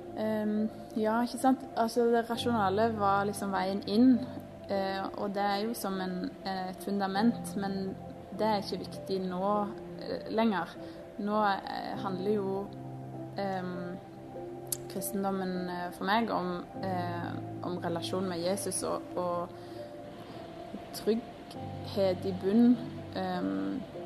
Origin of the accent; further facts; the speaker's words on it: Vigrestad, Rogaland, Norway; født og oppvokst på Vigrestad